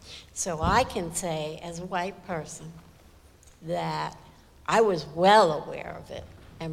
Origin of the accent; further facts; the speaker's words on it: New York, United States; I was raised in New York.